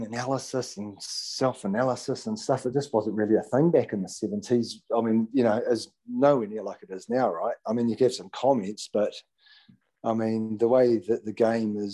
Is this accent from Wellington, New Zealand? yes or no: yes; Petone, Wellington, New Zealand; Grew up in Petone in Wellington